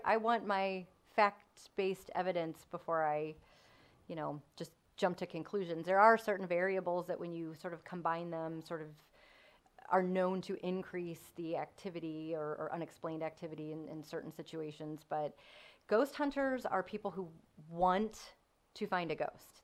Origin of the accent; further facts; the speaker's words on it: Missouri, United States; also born or lived in North County, Missouri / Baden, St. Louis / DeSoto, Missouri; I've, again, lived here my whole life, daughter of divorced parents, and have been everywhere from North County to DeSoto, Missouri